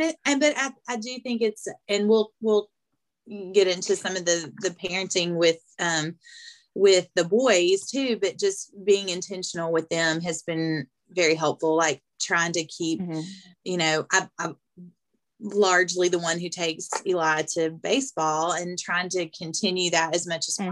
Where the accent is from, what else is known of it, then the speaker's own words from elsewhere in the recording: Arkansas, United States; accent: thick southern; moved away; my accent is thick obviously um, but when i go to arkansas it does change it goes back